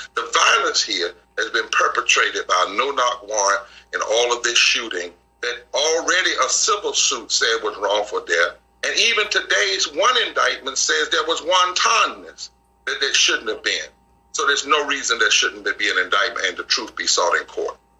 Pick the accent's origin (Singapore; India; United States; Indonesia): United States; the South; I'm from the South